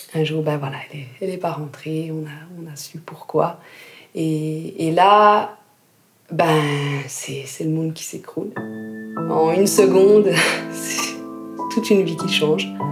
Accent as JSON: {"language": "French", "region": "Jura", "country": "Switzerland", "tie": "born or raised there", "also_born_or_lived": "Lausanne", "moved": "as an adult", "said": "je suis partie du Jura où j'avais passé toute mon enfance, toute ma scolarité"}